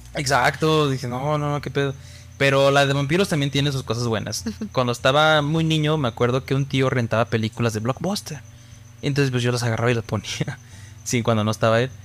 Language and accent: Spanish; Mexico